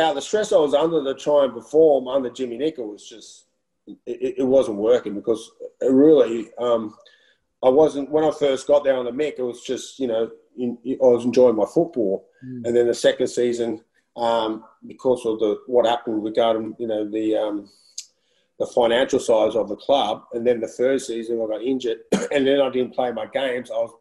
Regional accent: Australia; moved away; also born or lived in Netherlands; come from Australia

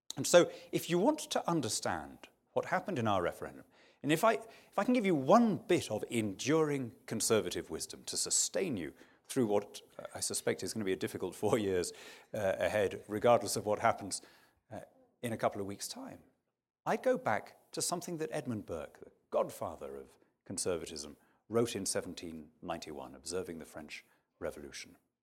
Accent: United Kingdom

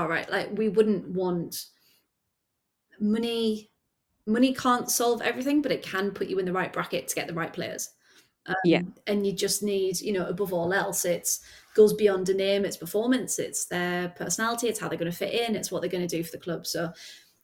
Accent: the Northeast, North East England, United Kingdom; moved away as an adult; also born or lived in Birmingham; I grew up in the Northeast

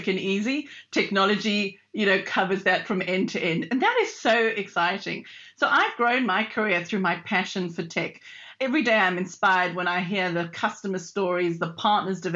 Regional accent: South Africa; moved away; as you can probably hear from my dodgy accent. I'm actually from South Africa originally

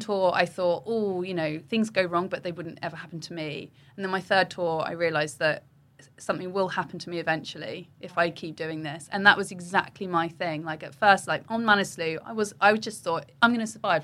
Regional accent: Wokingham, South East England, United Kingdom; I grew up in Wokingham

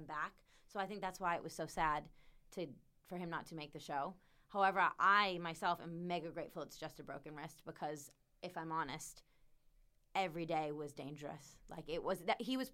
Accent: United States; moved away as an adult; I'm American

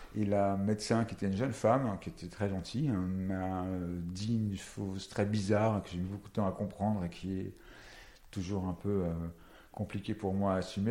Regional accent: Paris, Île-de-France, France; Et parisien, je suis né à Paris.

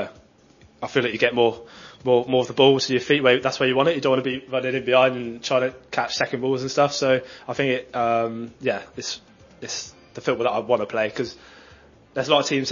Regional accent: Oxford, South East England, United Kingdom; we're both from Oxford.

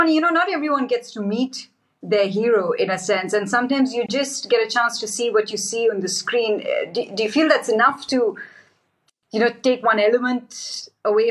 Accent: India; I'm Indian

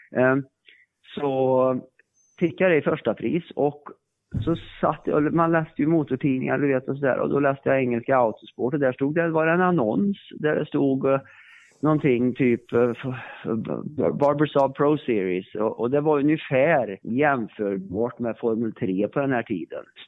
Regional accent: Värmland, Sweden; Jag kommer ju från Värmland

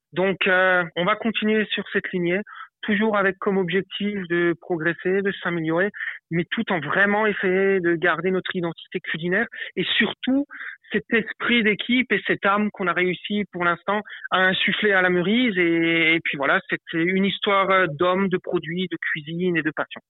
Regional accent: Avolsheim, Grand Est, France; je suis originaire euh, d'Abolsheim, à côté de Molsheim

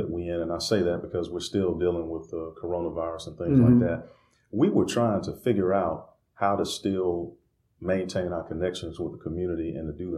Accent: Greensboro, North Carolina, United States; I grew up right here in Northeast Greensboro. All my life, went through the Greensboro City Schools at that time

